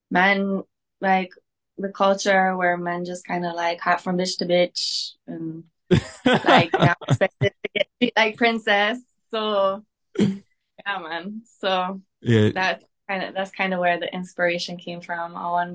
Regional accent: Wawa, Ontario, Canada; Wawa, Ontario. Oh, so you really did your research.

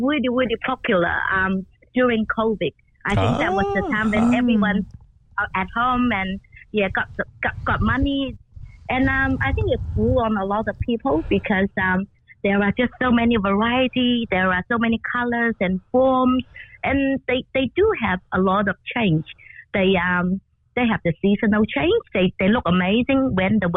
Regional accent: China; moved away as an adult; also born or lived in Shanghai, China; now in Australia; I'm from China and I was living in Shanghai for 10 years

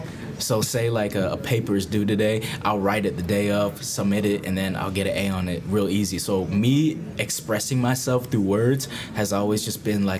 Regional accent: Tampa, Florida, United States; also born or lived in Vietnam; Tampa, Florida, to be exact. Hey. Tampa represent, you know, live my whole life here.

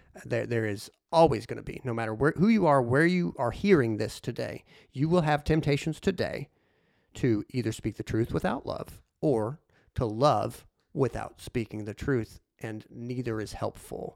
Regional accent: Harrisburg, Illinois, United States; my hometown of Harrisburg, Illinois

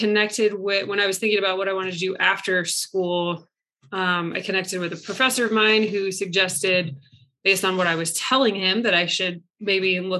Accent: DC, East Coast, United States; also born or lived in Virginia; I grew up on the East Coast, right outside DC

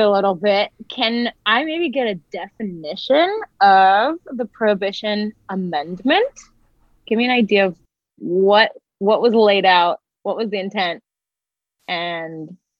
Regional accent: California, United States; as a Californian

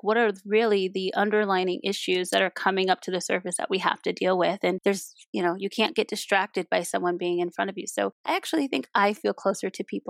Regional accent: Compton, California, United States; Being born and raised in Los Angeles and growing up in Compton, there is no leisure in disconnecting to things that are happening on the ground you live on.

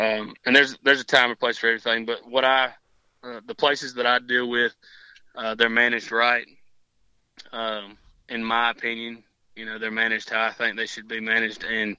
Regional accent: Georgia, United States; I came from Georgia, and I had heard many tales on high fence hunting.

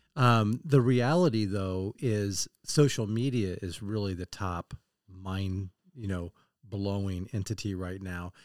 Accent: Kansas City, Missouri, United States; I grew up in Kansas City

